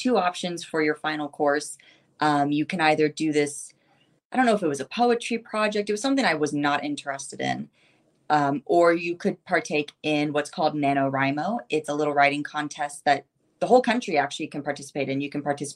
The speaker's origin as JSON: {"language": "English", "region": "Ohio", "country": "United States", "tie": "born or raised there", "also_born_or_lived": "Siberia, Russia", "said": "I grew up in the middle of nowhere, cornfield city"}